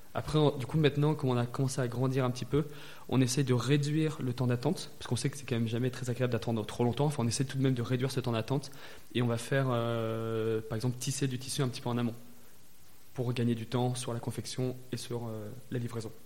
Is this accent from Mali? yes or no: no; Valence, Auvergne-Rhône-Alpes, France; j'ai grandi dans la Drôme, à euh, Valence